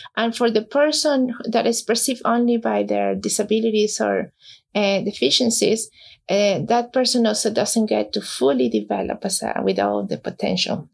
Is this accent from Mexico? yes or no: yes; Mexico; moved away as an adult; now in New Jersey, United States; I was born in Mexico, came here in 2004.